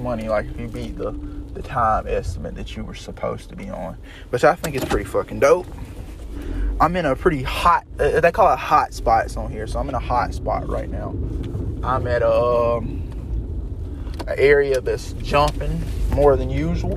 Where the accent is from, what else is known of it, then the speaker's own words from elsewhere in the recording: Fairfield County, South Carolina, United States; now in Columbia, United States; I'm from Fairfield County